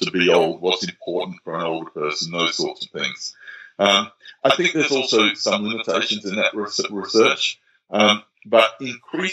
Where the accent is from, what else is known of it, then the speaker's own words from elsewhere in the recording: Australia; in Australia, and let me talk as an Australian